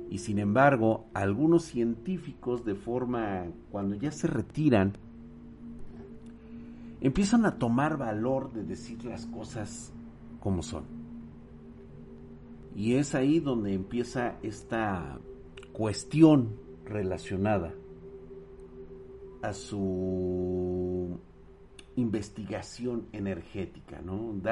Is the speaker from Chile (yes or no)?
no; Guanajuato, Mexico; aún es bastante famosa en la región de donde soy, noroeste de Guanajuato